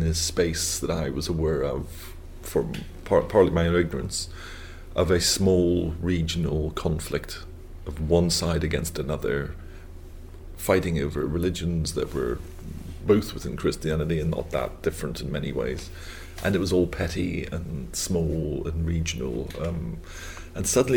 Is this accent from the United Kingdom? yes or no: yes; Belfast, Northern Ireland, United Kingdom; moved away; growing up in the North of Ireland